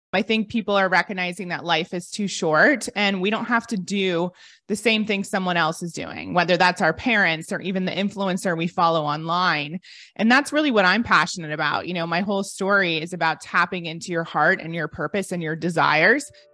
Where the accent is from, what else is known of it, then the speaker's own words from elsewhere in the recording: Ohio, United States; moved away as an adult; also born or lived in London; I'm from Ohio and most people never leave